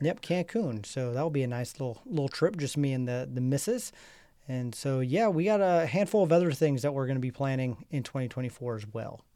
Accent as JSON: {"language": "English", "region": "Nebraska", "country": "United States", "said": "we're from Nebraska"}